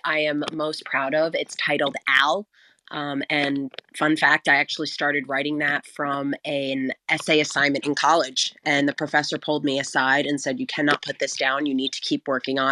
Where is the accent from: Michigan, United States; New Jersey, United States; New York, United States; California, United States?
New Jersey, United States; I'm from Jersey